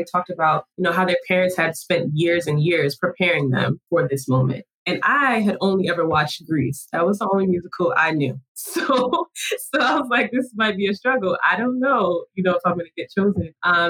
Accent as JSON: {"language": "English", "region": "Virginia", "country": "United States", "tie": "born or raised there", "also_born_or_lived": "Brooklyn, United States / Florida", "said": "when I was younger, I was born in Brooklyn. And so my grandmother who was here helped my mom pretty much raise me as she was younger. And then as we transitioned through life and kind of ended up in Virginia, where I have the most memory between Virginia and Florida"}